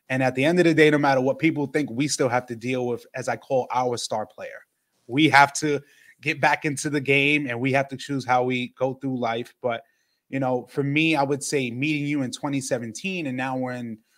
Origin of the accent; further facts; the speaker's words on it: New York, United States; for me being a New Yorker